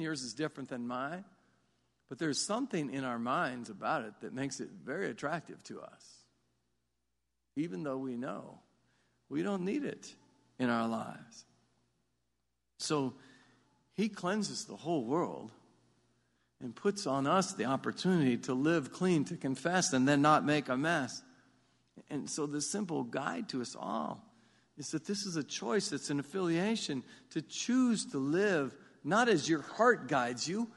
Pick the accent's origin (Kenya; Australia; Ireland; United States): United States; I grew up in South Marion